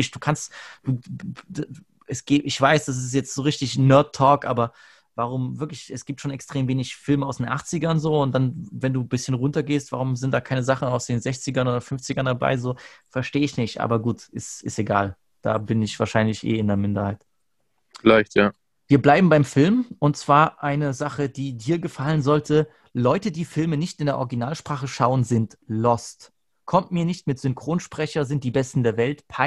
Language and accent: German; Germany; ich bin Deutscher, ja. Ich gucke gerne